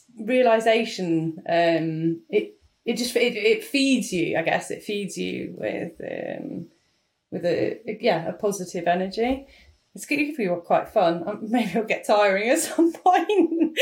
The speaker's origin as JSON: {"language": "English", "country": "United Kingdom", "said": "No one wants that. We're British."}